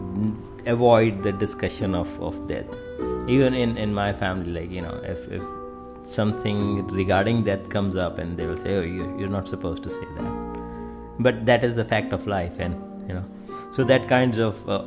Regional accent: India; moved away; I was born in India

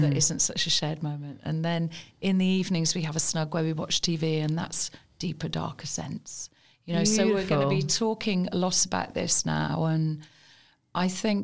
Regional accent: Birmingham, West Midlands, United Kingdom; moved away as an adult; They don't know I'm from Birmingham. I just don't know I'm from Birmingham.

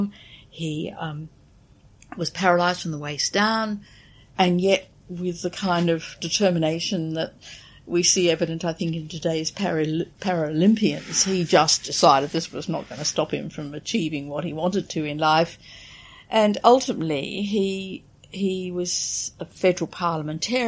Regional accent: Australia

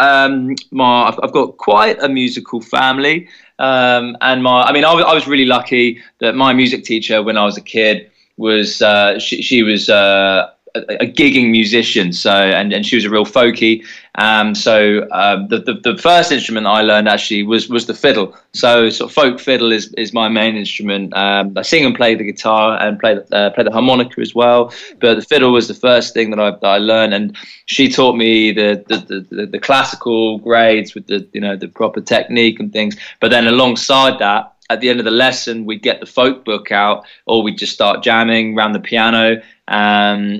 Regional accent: Brighton, South East England, United Kingdom; we're from Brighton, down southeast of England, just underneath London

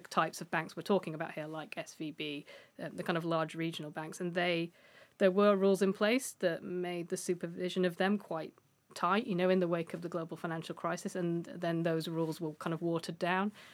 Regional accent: United Kingdom; as a Brit

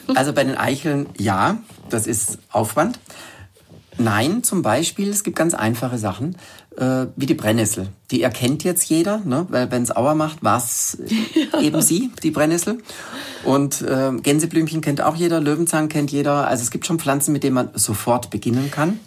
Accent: Germany; ich bin am Bodensee unten aufgewachsen

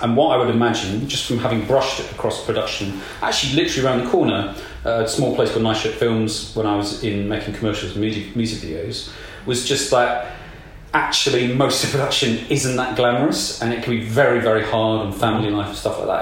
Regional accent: South Nottinghamshire, East Midlands, United Kingdom

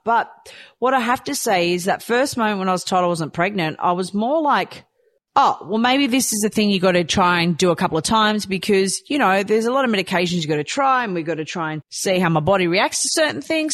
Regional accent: Croatia; moved away; I was born in Croatia

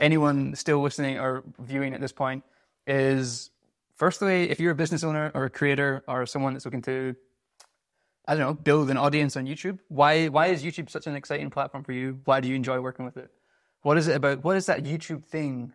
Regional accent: Scotland, United Kingdom; moved away; I'm a Scottish seventeen

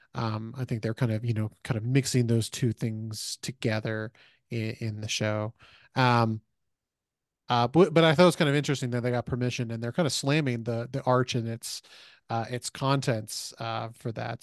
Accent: Missouri, United States; I grew up in Missouri

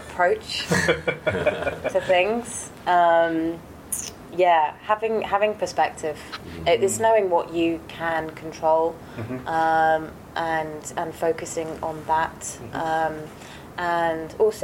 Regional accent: United Kingdom; also born or lived in France; I'm British

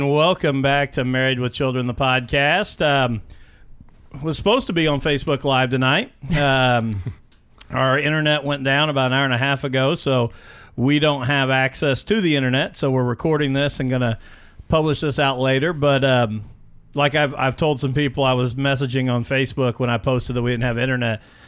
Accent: Mitchell, Indiana, United States; also born or lived in Vernon, Indiana; I grew up in Mitchell, Indiana, another small town

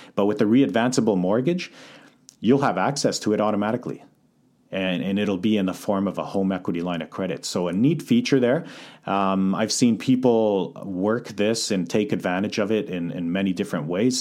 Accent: Calgary, Alberta, Canada; moved away as an adult; now in North Vancouver, Canada; born and raised in Calgary, so I moved over to Vancouver in twenty eleven

